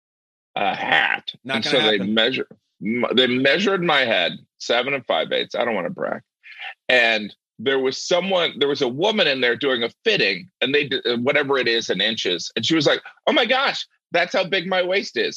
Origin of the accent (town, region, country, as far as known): Indiana, United States; born or raised there